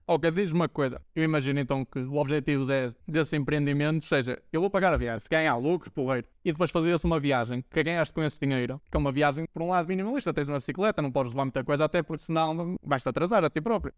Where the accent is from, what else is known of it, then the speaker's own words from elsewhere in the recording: Braga, Norte, Portugal; also born or lived in Poland; de Braga, da minha cidade natal